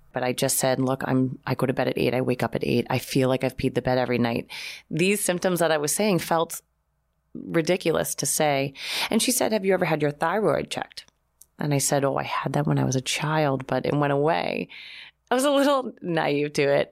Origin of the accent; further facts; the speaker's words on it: Boston, Massachusetts, United States; now in New York, United States; I'm from Boston